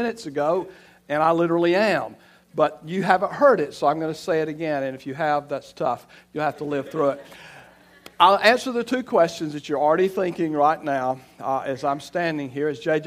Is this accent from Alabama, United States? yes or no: yes; Elba, Alabama, United States; moved away as an adult; also born or lived in Florida; I'm from Elba, Alabama, and I grew up in Alabama